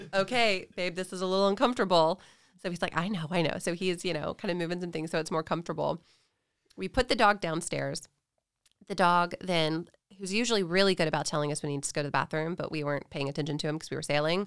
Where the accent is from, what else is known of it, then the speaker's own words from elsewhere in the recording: Nashville, Tennessee, United States; now in Texas, United States; I grew up in Tennessee. I'm from Nashville originally.